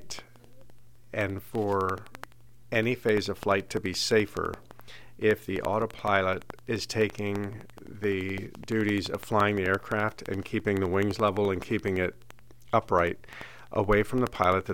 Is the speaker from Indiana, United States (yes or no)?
yes; Indiana, United States; moved away; when I was growing up in Indiana